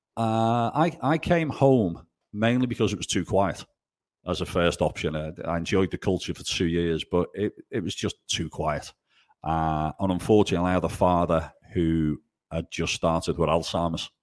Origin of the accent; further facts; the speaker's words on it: England, United Kingdom; also born or lived in Italy; Being English, you know, the whole world speaks English, uh, but being the only Englishman up a mountain in the Dolomites